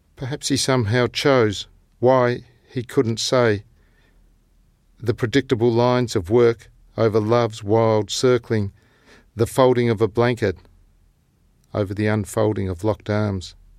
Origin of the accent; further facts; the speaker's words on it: Tasmania, Australia; our village where I was born in Tasmania